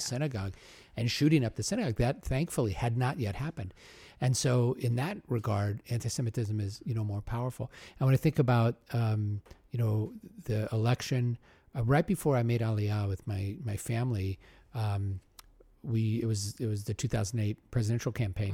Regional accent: Omaha, Nebraska, United States; I grew up in Omaha, so fellow Midwesterner

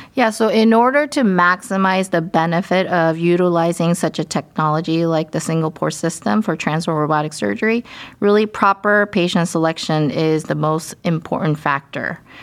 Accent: Dallas, Texas, United States; moved away as an adult; also born or lived in Durham, North Carolina / Pittsburgh, Pennsylvania / Baltimore, Maryland / Houston, Texas; now in Cleveland, United States; I'm from Dallas, Texas, but I have been in many places for my medical and ch-, surgical training

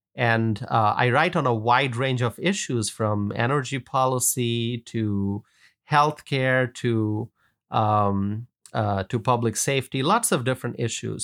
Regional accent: Wisconsin, United States; my home state of Wisconsin

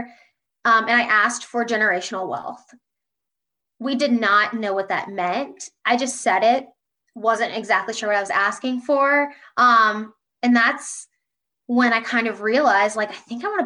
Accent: Columbus, Ohio, United States; now in Indianapolis, United States; I'm from Columbus, Ohio, living in Indianapolis, loving it. I'm a Midwest girl at heart

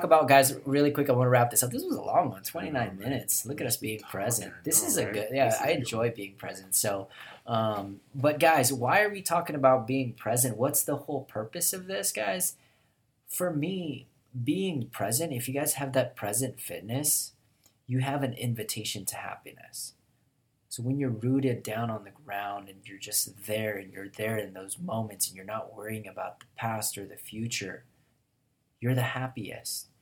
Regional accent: Tucson, Arizona, United States; That's where I'm from, guys. Not Phoenix. I'm from Tucson, but very similar

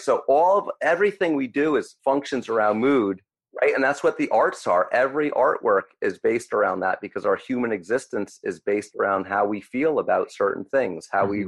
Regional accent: United States; I grew up 20 minutes outside of New York City

